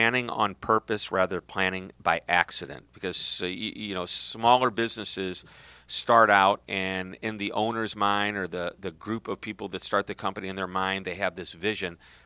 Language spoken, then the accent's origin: English; St. Louis, Missouri, United States; I'm from St. Louis.